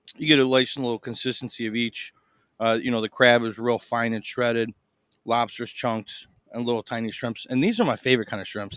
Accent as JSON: {"language": "English", "town": "Chicago", "region": "Illinois", "country": "United States", "said": "I'm from Chicago."}